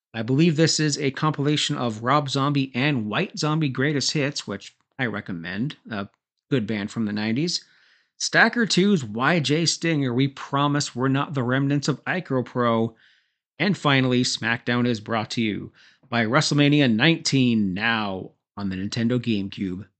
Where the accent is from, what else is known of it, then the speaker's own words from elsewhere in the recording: Canada; I'm Canadian